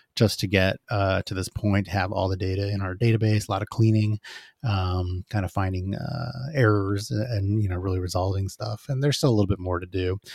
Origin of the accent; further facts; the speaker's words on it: Phoenix, Arizona, United States; moved away; I'm from Phoenix, uh, I went to, like, junior high school and high school there